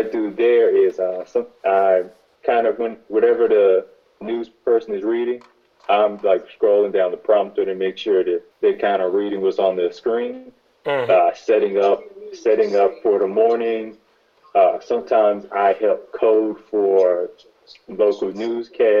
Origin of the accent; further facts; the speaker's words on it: Memphis, Tennessee, United States; moved away as an adult; now in Nashville, United States; I grew up in Memphis. I moved here about 2011 for college